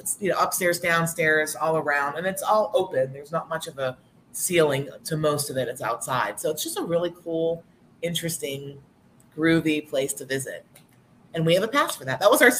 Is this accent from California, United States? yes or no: no; Pittsburgh, Pennsylvania, United States; now in Conshohocken, United States; I'm originally from Pittsburgh. So when I moved out towards this area